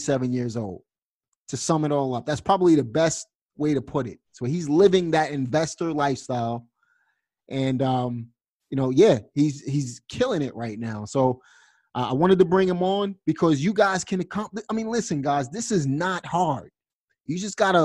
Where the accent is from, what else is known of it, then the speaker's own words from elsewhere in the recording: New York City, New York, United States; I'm from Brooklyn, New York